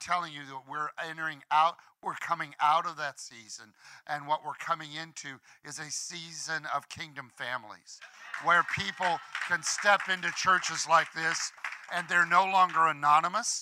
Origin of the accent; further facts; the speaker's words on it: Illinois, United States; We're all from Illinois. We're just kids from Illinois